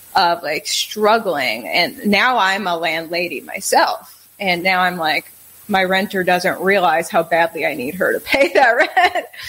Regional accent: Wisconsin, United States; moved away as an adult; also born or lived in New York / South Carolina / Kentucky / Minnesota; I grew up in Wisconsin, then uh, school in New York, work in South Carolina, work in Kentucky, work in Minnesota, work in Texas

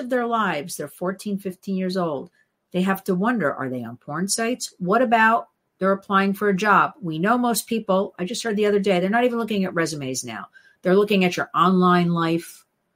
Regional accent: New Jersey, United States; I grew up in New Jersey.

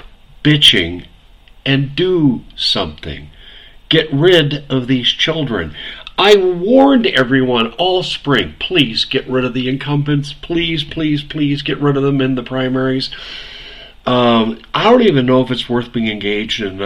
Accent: Maricopa County, Arizona, United States; I'm from Maricopa

